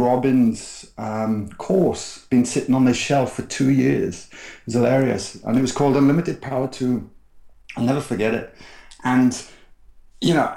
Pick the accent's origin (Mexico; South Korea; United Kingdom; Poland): United Kingdom; South Wales; where I grew up in South Wales was a very working class place